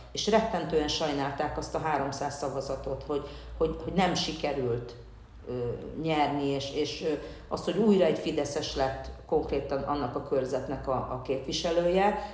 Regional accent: Hungary; Én magyarként is ugyanúgy azonosulok, akár mint cigányként

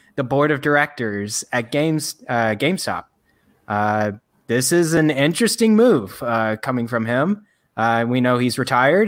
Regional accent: Frisco, Texas, United States; my hometown, uh, Frisco, Texas

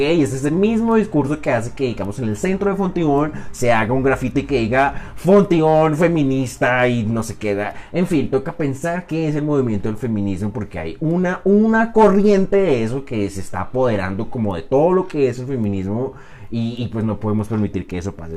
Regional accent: Colombia; Soy un colombiano

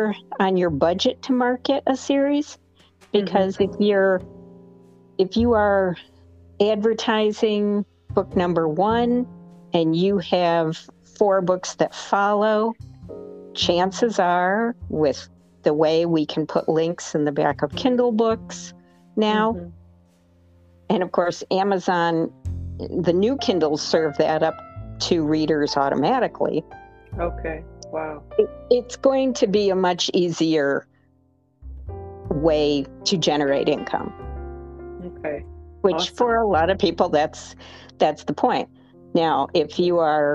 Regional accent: Rome, New York, United States; moved away; my hometown of Rome, New York

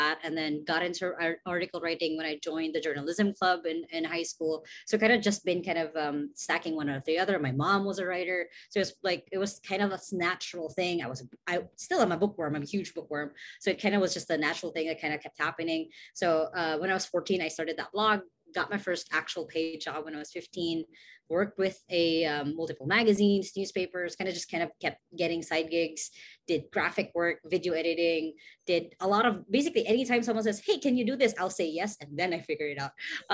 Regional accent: Cebu City, Central Visayas, Philippines; I am from Cebu City, Philippines

